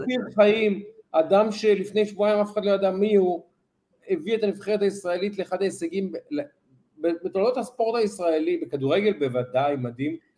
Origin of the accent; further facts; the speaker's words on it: Israel; אנחנו לצערי ישראלים